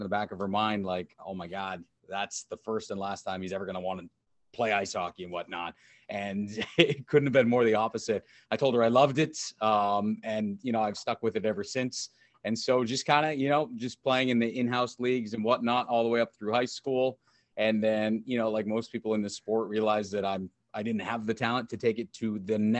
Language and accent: English; New Hampshire, United States; I grew up in New Hampshire and, you know, hockey's kind of a big thing there